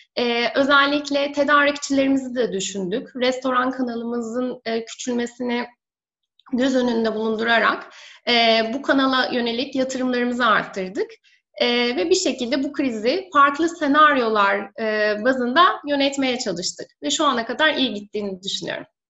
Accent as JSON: {"language": "Turkish", "region": "Denizli", "country": "Turkey", "tie": "born or raised there", "also_born_or_lived": "Istanbul", "moved": "as an adult", "said": "bin dokuz yüz seksen üç Denizli doğumluyum. Ee, üniversite eğitimime kadar Denizli'de yaşadım. Daha sonra üniversite eğitimi için İstanbul'a taşındım."}